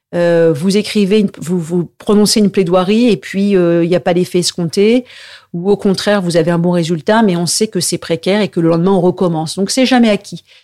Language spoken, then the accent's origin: French; Paris, Île-de-France, France; je suis vraiment un pur produit, euh, enfin, je de, province, mais je suis né à Paris.